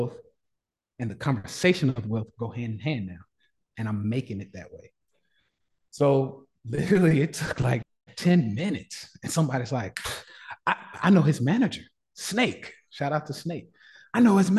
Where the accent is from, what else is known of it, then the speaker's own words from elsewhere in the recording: Nashville, Tennessee, United States; I'm from the South, born and raised in Nashville, Tennessee